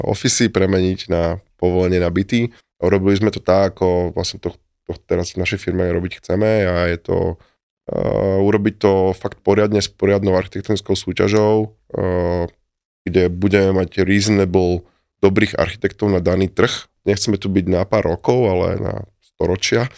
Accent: Trenčín, Trenčín Region, Slovakia; ja som Trenčan

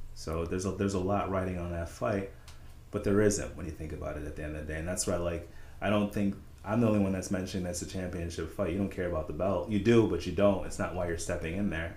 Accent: Saratoga, United States; I grew up in Saratoga

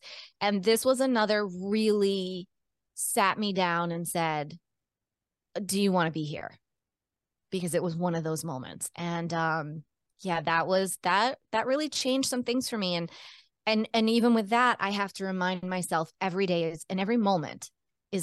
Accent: Cape Cod, Massachusetts, United States; also born or lived in Baltimore, Maryland / Rhode Island / Colorado; I was born in Baltimore, Maryland, and grew up on Cape Cod, which is an island south of Boston in Massachusetts, surrounded by the ocean

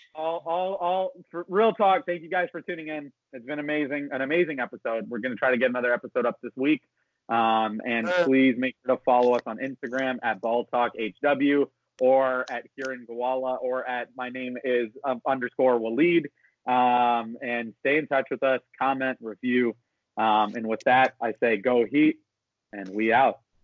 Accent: Miami, Florida, United States; also born or lived in Pembroke Pines, Florida; as someone who was born in Miami, I was born in Pembroke Pines, Florida, grew up on Biscayne Boulevard, which is 10 minutes from South Beach

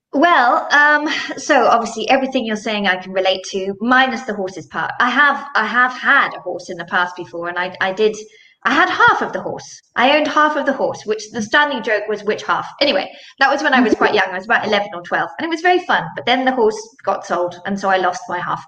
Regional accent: Zimbabwe; now in Switzerland; I am based in Switzerland, um, but I'm originally from Zimbabwe

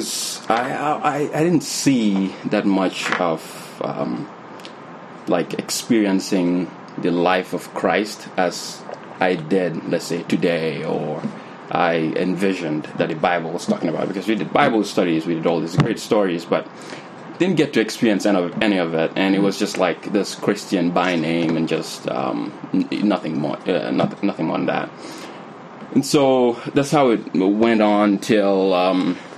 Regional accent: Gambia; moved away; I grew up in the Gambia

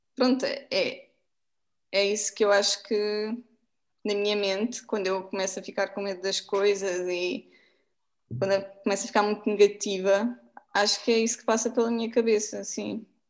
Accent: Portugal; como portuguesa

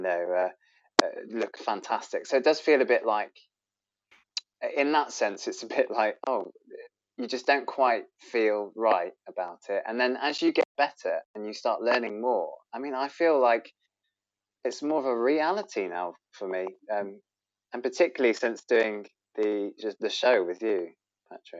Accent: Bristol, South West England, United Kingdom; I'm a crossdresser from Bristol

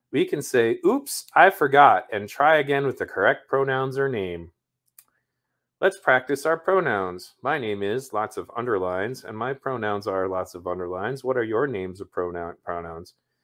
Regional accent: Ireland; because I kind of studied a bit about, like, Celtic mythology when I was younger, because I'm Irish.

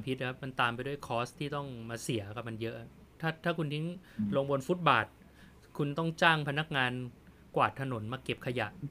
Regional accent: Thailand; ผมเป็นคนไทย

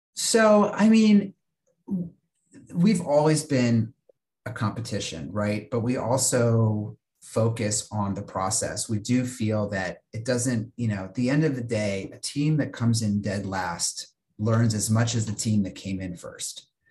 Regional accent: Virginia, United States; a regional tournament that was held uh, where I grew up in Virginia

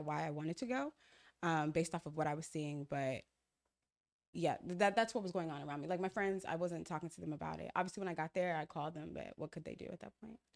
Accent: Ghana; moved away; I'm from Ghana, so my mom left to Ghana

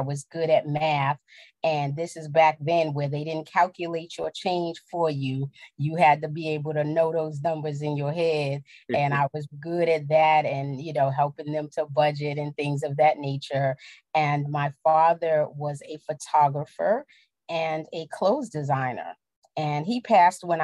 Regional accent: New York City, New York, United States; I grew up in the Bronx

